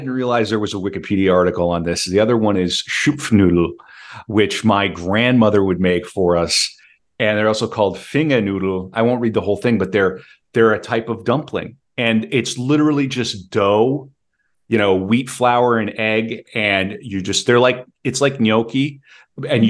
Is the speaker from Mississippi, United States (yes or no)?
no; Bismarck, North Dakota, United States; moved away; in my hometown, like in Bismarck, Mandan